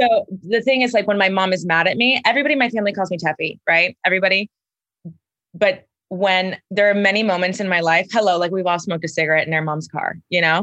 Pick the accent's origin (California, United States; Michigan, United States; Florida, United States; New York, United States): Florida, United States; Miami; I'm from Miami, Florida